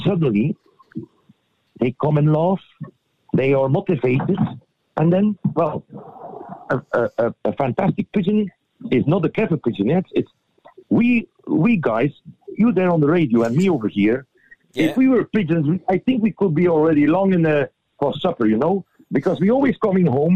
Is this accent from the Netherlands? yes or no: no; Flanders Fields, Belgium; we are from Flanders Fields